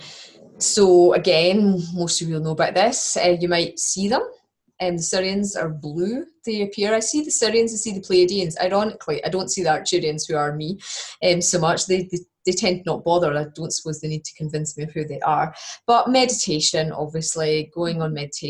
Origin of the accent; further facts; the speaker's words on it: Scotland, United Kingdom; accent: Scottish; my Scottish accent